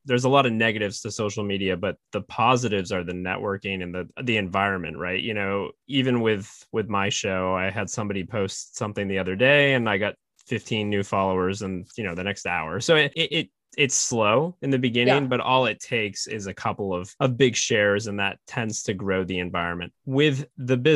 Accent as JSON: {"language": "English", "town": "Fort Kent", "region": "Maine", "country": "United States", "tie": "born or raised there", "said": "I am from Maine"}